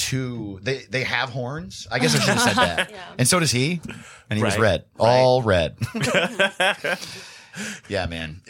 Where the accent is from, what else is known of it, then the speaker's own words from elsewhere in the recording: Greenwood Lake, New York, United States; now in Los Angeles, United States; My hometown is called Greenwood Lake, New York. It has one stoplight, no grocery store, very small town.